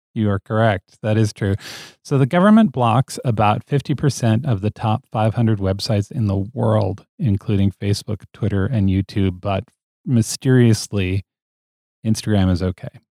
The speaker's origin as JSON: {"language": "English", "country": "United States", "tie": "born or raised there", "said": "I grew up in the United States"}